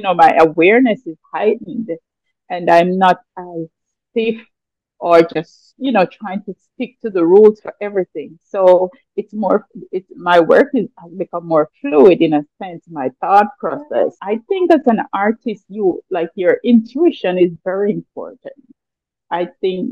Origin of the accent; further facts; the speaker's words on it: Jamaica; I grew up in the mountains. I was always surrounded by, nature. My parents were farmers, so we lived a very simple life, but it was a more natural. And I mean, historically, as a Jamaican artist